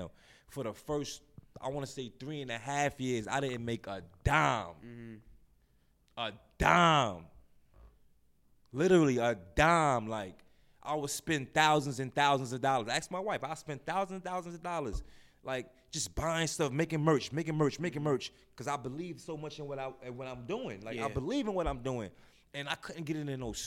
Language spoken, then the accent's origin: English; New York City, New York, United States; I'm from Brownsville, man. Born and raised in Brownsville.